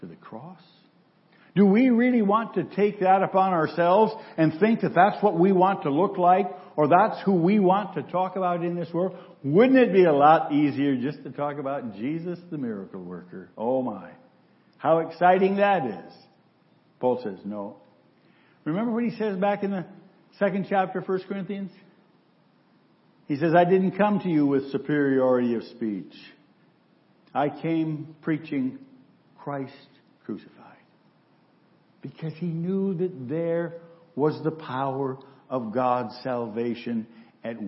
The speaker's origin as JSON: {"language": "English", "region": "Central Michigan", "country": "United States", "tie": "born or raised there", "said": "a boy growing up in Central Michigan"}